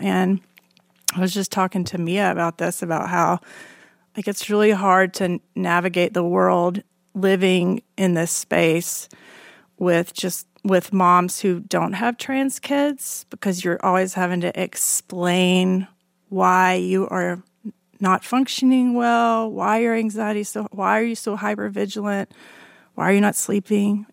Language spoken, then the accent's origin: English; Alabama, United States; born or raised there; moved away